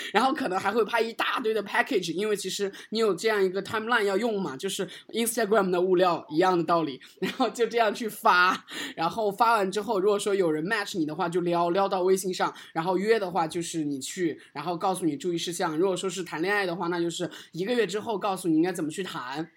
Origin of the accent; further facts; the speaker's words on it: China; 我们作为一个中国人，在美国要求生存